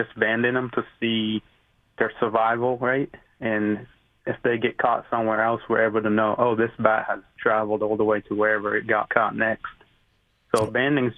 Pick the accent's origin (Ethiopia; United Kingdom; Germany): Ethiopia; now in United States; I'm originally actually from Ethiopia, where I was adopted in 2010.